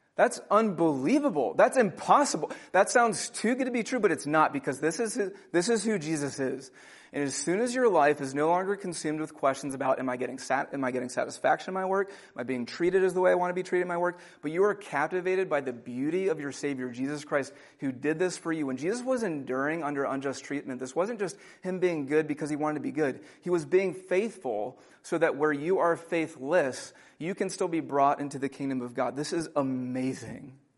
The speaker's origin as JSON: {"language": "English", "country": "United States"}